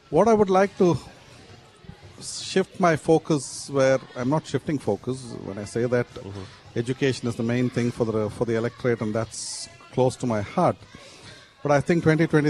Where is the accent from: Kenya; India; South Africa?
India; moved away as an adult; also born or lived in United Kingdom; now in Perth, Australia; I was born in India and brought up there, moved to the UK and eventually migrated to Perth in 2006